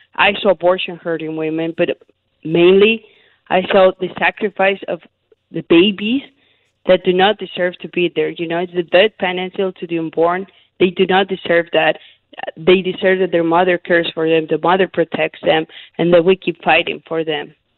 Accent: Mexico City, Mexico; moved away; also born or lived in Arizona; I was born and raised in Mexico City, so I'm Catholic

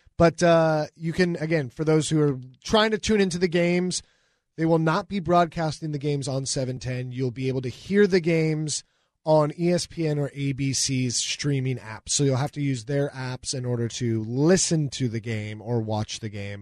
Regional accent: Newcastle, Washington, United States; I'm from the East Side. I'm from Newcastle.

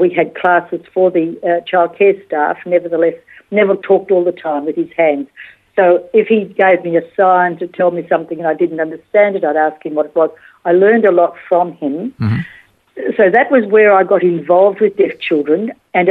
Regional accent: country Victoria, Australia; now in Perth, Australia; I was actually raised in country Victoria

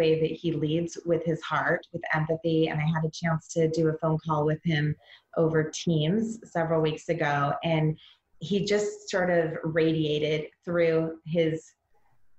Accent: Vancouver, Washington, United States; I grew up in what we call America's Vancouver

